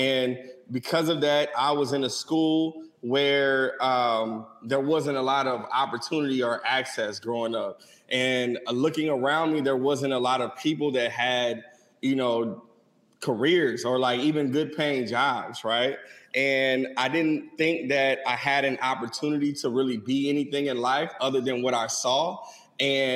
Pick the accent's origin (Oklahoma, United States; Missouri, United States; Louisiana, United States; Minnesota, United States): Missouri, United States; St. Louis; I'm from St. Louis, Missouri